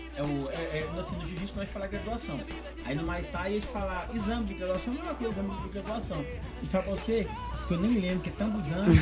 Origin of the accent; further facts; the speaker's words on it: Rio de Janeiro, Brazil; moved away as an adult; now in Uberaba, Brazil; eu sou natural do Rio de Janeiro